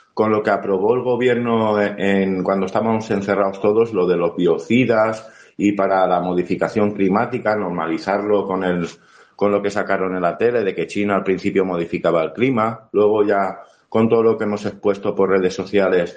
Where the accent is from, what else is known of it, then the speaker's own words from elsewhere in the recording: Valencian Community, Spain; Yo como valenciano